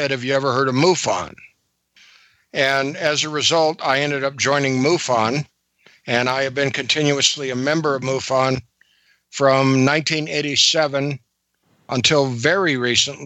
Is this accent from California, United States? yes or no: yes; San Francisco Bay Area, California, United States; moved away as an adult; also born or lived in Aberdeen, Washington; I grew up in the San Francisco Bay Area